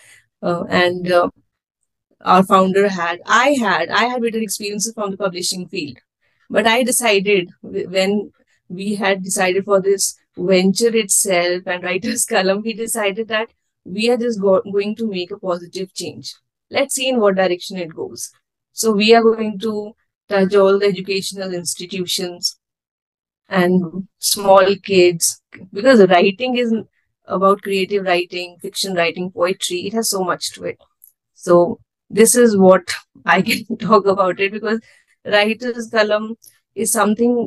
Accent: Himachal Pradesh, India; I come from Himachal Pradesh

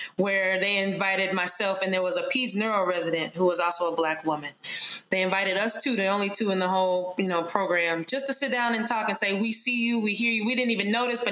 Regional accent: Charlotte, North Carolina, United States; growing up in Charlotte, North Carolina, my parents were very supportive of me wanting to be a physician.

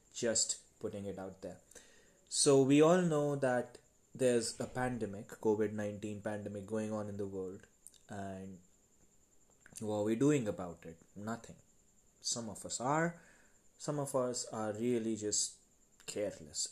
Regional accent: India; I am from India

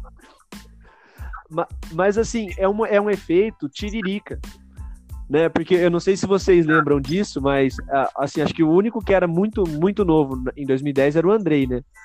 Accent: São Paulo, Brazil; nós que somos paulistas

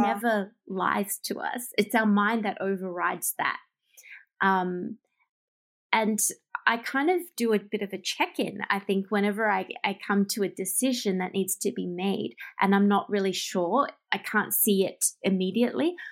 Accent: Melbourne, Victoria, Australia; moved away as an adult; now in Japan; leave my hometown, which is Melbourne, and move all the way across the world to Japan

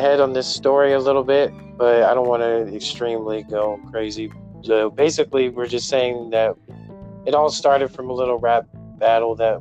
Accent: Bay Area, California, United States; I'm from the Bay Area, California

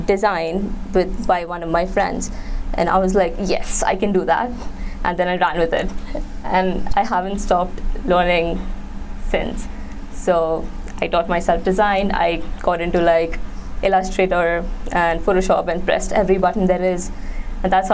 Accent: Mumbai, Maharashtra, India; I am from Mumbai in India

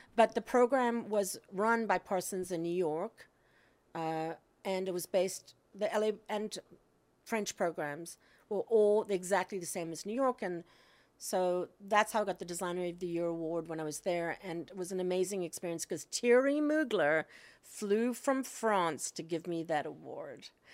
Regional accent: Cape Town, Western Cape, South Africa; moved away; I grew up in South Africa in Cape Town

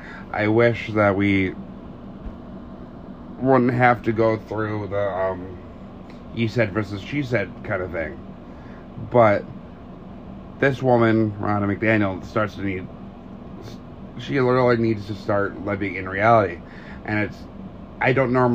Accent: Detroit, Michigan, United States; I'm from the Detroit area

